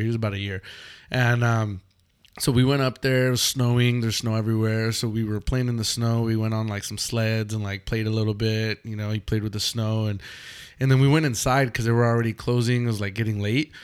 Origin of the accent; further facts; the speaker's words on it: Los Angeles, California, United States; also born or lived in Mexico; we're from Los Angeles